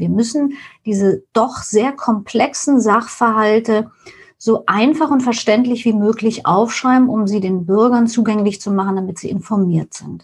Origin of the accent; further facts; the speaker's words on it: East Germany, Germany; now in Hamburg, Germany; Ich bin in der DDR aufgewachsen